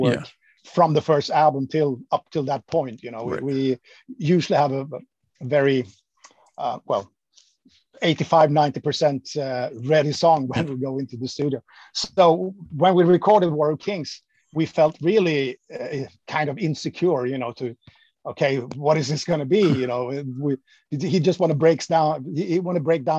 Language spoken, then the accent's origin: English; Sweden; moved away as an adult; my hometown, which was kind of 20 minutes away from where the guys in … lived